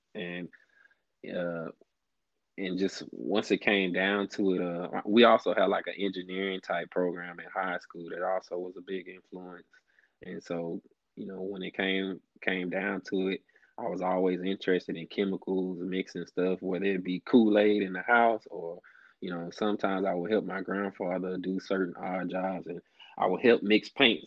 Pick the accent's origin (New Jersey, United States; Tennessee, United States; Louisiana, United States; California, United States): Louisiana, United States; Alexandria; moved away as an adult; now in Houston, United States; I was born and raised in Alexandria, Louisiana, which is in the middle of the state